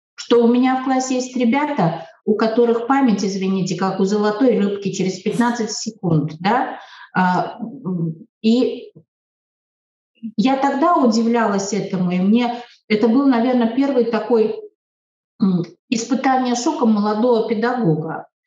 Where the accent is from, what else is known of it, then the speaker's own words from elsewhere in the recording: Latvia; Я, например, себя э, идентифицирую вообще как латвийская русская